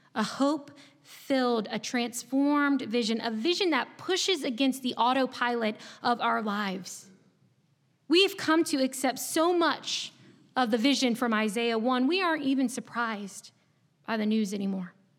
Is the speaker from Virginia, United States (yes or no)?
yes; Chesapeake, Virginia, United States; moved away as an adult; now in North Carolina, United States; I'm not from North Carolina. I actually grew up in a small city in Southeast Virginia. And before this past week, it is likely that you had never heard of it before. Chesapeake, Virginia w-, was my home for twenty-two years